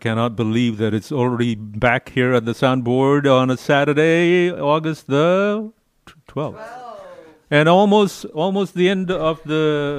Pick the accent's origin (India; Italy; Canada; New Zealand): India; Delhi; now in Houston, United States; when I was growing up in Delhi. I would go to Delhi for vacations and I'd be there. And I grew up in Old Delhi.